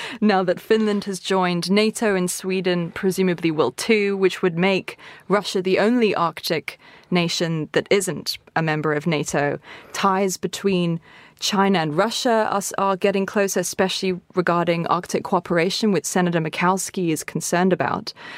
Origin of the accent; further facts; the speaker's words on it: Cape Town, Western Cape, South Africa; I'm from Cape Town